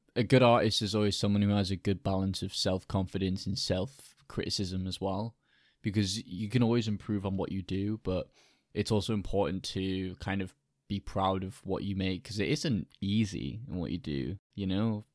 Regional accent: United Kingdom; I'm British

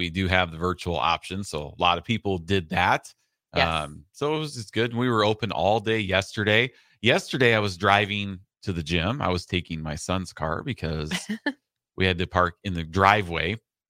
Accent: Iowa, United States; born or raised there

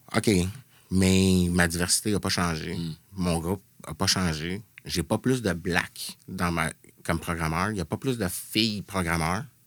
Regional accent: Montreal, Quebec, Canada; also born or lived in Pointe-aux-Trembles, Montreal; j'ai grandi dans Rosemont

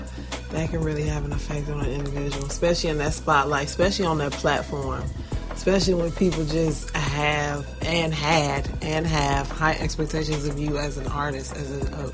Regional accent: Chicago, Illinois, United States; I'm from Chicago, because I'm a Chicagoan. Forever.

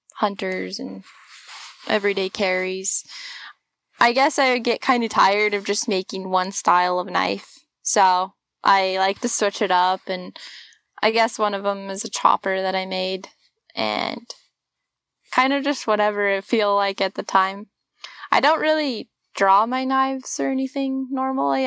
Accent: Washington, United States; moved away as an adult; now in Alaska, United States; I'm a farm girl from Washington. I grew up growing oats and barley and wheat

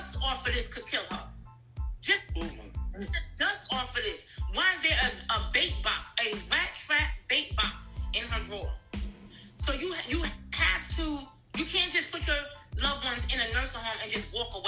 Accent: New Jersey, United States; now in Georgia, United States; I'm from New Jersey

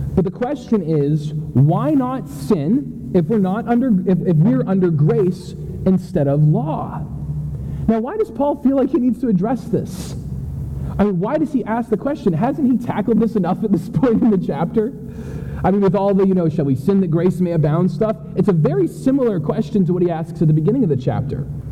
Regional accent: New Hampshire, United States; moved away; I grew up in New Hampshire.

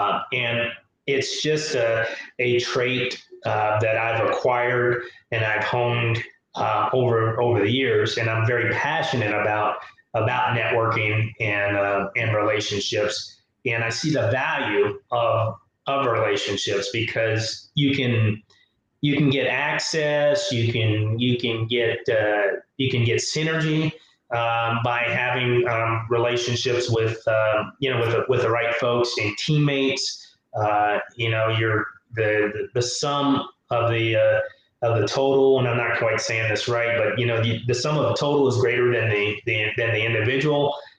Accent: Tuskegee, Alabama, United States; born there; So I'm a military brat. My father was in the service. And I was born in Tuskegee, Alabama. My parents are from a small town.

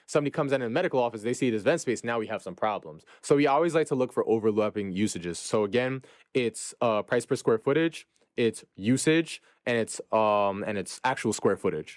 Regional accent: New York City, New York, United States; born and raised in Brooklyn, New York.

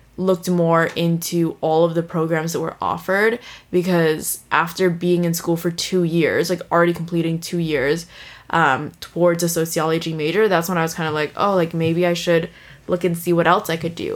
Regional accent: San Francisco, California, United States; moved away as an adult; also born or lived in Toronto, Canada; now in Vancouver, Canada; I was born in Toronto, and um, I moved to San Francisco. Like my family moved to San Francisco when I was two or three years old, and I was raised there, lived there my whole entire life up until I graduated high school

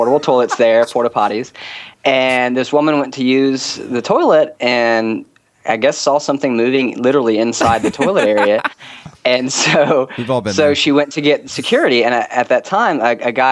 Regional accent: Pensacola, Florida, United States; moved away as an adult; now in Houston, United States; I actually moved from Pensacola, Florida a couple years back, so I am a Floridian by nature

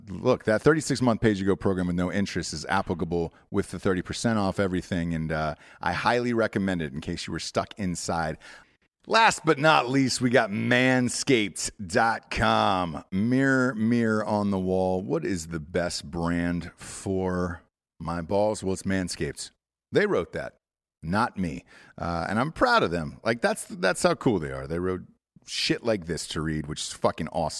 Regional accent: Atlanta, Georgia, United States; moved away; also born or lived in California; I'm from Atlanta

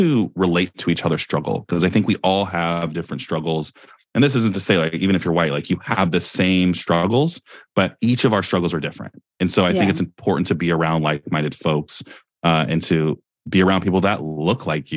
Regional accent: Silicon Valley, California, United States; I'm from Silicon Valley

